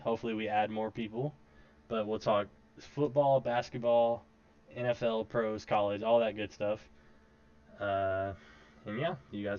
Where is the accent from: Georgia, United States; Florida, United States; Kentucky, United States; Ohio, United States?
Kentucky, United States; Louisville; I'm also born and raised in Louisville.